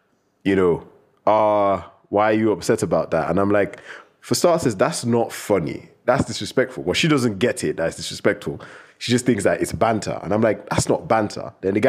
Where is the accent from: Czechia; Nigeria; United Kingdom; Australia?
United Kingdom; England; I say Jesus because I'm an English